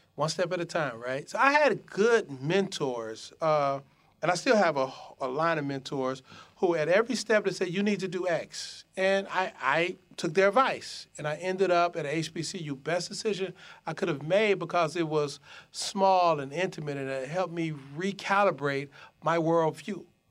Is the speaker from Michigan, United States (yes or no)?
yes; Detroit, Michigan, United States; I grew up in Detroit in the midst of the crack epidemic.